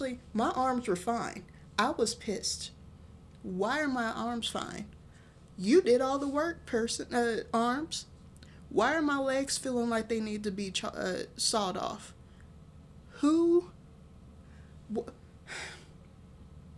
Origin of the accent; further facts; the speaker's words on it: Texas, United States; I'm from Texas